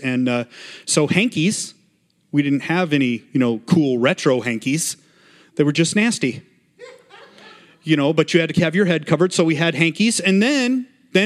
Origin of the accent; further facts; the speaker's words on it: Montana, United States; I grew up in Montana